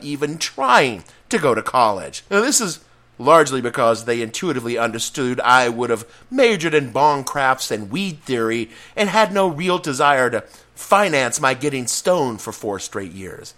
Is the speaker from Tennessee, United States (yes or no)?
yes; Etowah, Tennessee, United States; moved away; growing up in the South